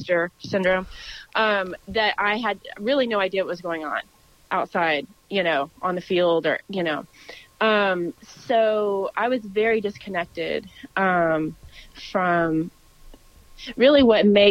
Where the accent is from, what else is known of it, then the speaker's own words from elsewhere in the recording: Texas, United States; I was born and raised in Texas